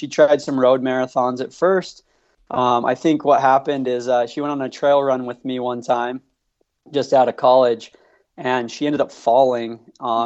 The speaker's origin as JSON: {"language": "English", "town": "St. George", "region": "Utah", "country": "United States", "tie": "born or raised there", "said": "I grew up in St. George, Utah, near Zion National Park"}